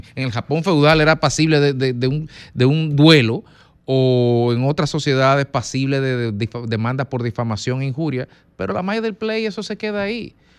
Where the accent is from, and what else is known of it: Dominican Republic